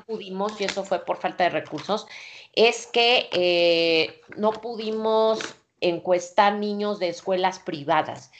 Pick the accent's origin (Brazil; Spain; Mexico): Mexico; nací en el México pues autoritario